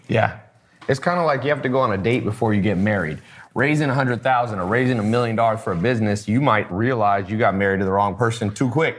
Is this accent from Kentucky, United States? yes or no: no; Long Beach, California, United States; I was born in Long Beach